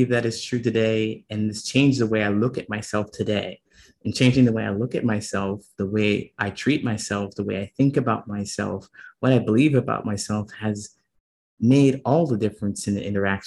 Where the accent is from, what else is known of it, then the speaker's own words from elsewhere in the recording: Ohio, United States; moved away; also born or lived in California / Chicago; I was growing up in Ohio